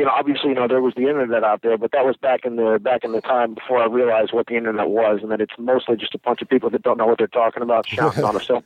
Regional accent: Arlington, Virginia, United States; I grew up in the Arlington, Virginia, D.C. area. I went to school here, you know, was here my whole life.

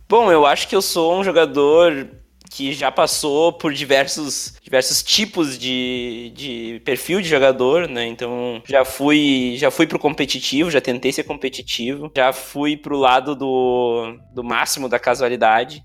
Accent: Montenegro, Rio Grande do Sul, Brazil; eu me criei e cresci, criado e moro em Montenegro, no Rio Grande do Sul

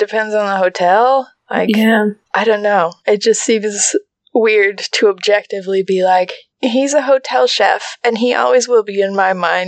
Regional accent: United States; as an American

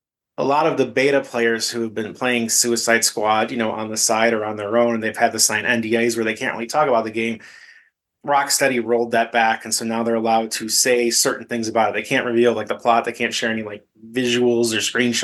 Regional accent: Chicago, Illinois, United States; I'm from the Chicagoland area

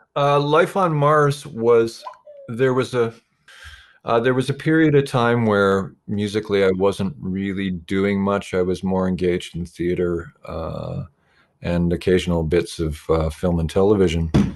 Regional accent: Ontario, Canada; being a Canadian

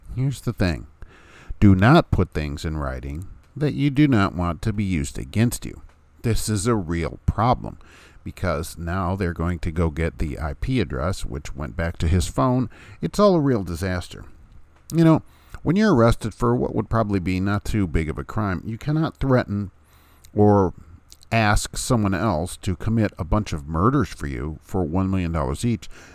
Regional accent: Hammond, Indiana, United States; moved away as an adult; now in Lafayette, United States; from my hometown of Hammond, Indiana

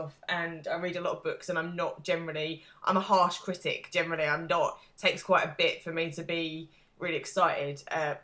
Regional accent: England, United Kingdom; I'm English

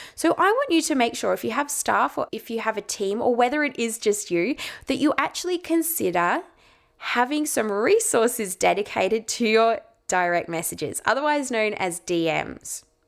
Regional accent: Ballarat, Victoria, Australia; my hometown in Ballarat

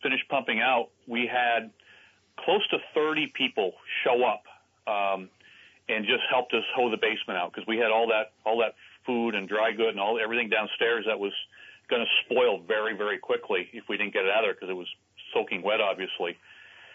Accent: Vermont, United States; I've been here since I was 12. I'm 56 now

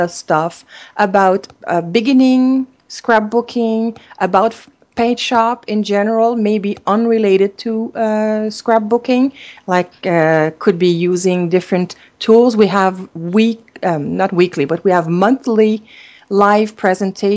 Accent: Canada; first language French; English is a second language; I'm a French-Canadian, so English is my second language

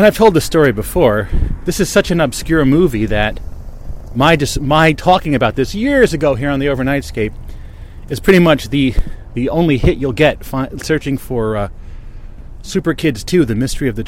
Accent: Bridgewater, New Jersey, United States; the local newspaper where I grew up in Bridgewater, New Jersey

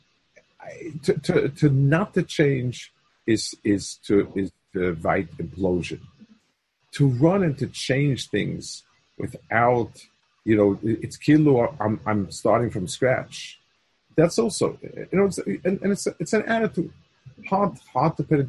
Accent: New York City, New York, United States; When I was young, I grew up on the Lower East Side

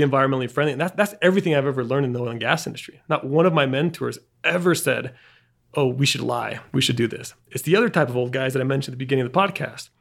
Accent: Bariloche, Río Negro, Argentina; moved away; also born or lived in Boulder; the place where I grew up in Argentina, which is Bariloche

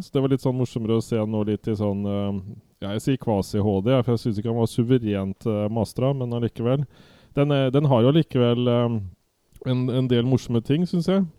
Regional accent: Viken, Norway; accent: Viken dialect; min Viken-dialekt

